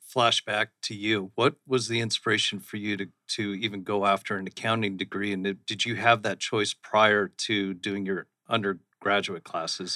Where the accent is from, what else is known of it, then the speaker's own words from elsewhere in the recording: Scottsdale, Arizona, United States; also born or lived in Austin, Texas / Phoenix, Arizona; I grew up in central Scottsdale, right down by Scottsdale Fashion Square